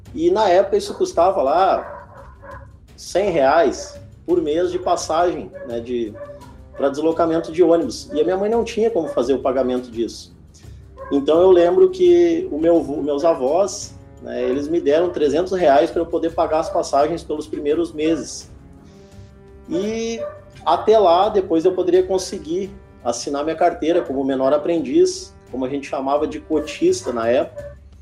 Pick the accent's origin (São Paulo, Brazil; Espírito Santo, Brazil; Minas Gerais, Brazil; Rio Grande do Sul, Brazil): Rio Grande do Sul, Brazil; Alvorada; also born or lived in Porto Alegre; eu nasci em Porto Alegre, aqui no Rio Grande do Sul mesmo, sou gaúcho, né, e me criei em Alvorada